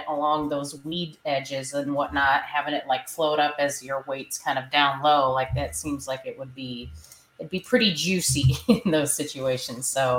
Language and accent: English; Central Illinois, United States; I'm from the Central Illinois area